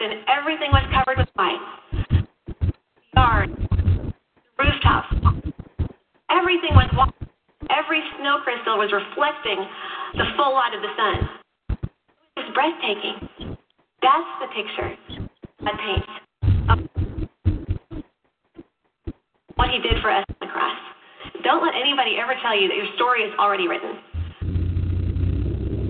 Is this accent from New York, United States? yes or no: no; Chicago, Illinois, United States; I grew up in Chicago